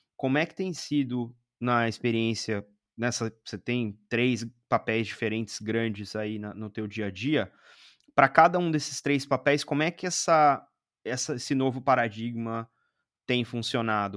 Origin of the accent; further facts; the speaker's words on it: Brazil; daqui do Brasil, né? Porque, é, enfim, somos brasileiros